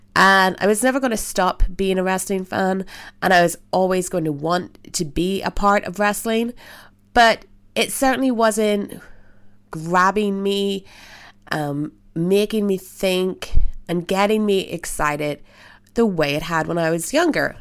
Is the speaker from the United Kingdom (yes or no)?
yes; Belfast, Northern Ireland, United Kingdom; I am from Belfast, Northern Ireland